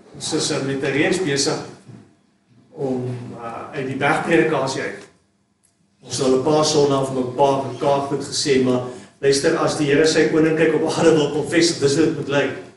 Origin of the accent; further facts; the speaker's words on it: South Africa; as Suid-Afrikaners is ons ongelooflik